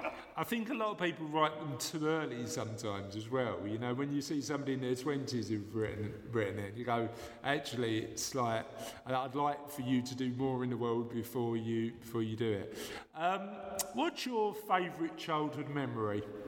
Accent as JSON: {"language": "English", "region": "London", "country": "United Kingdom", "tie": "born or raised there", "said": "I was born and bred in London"}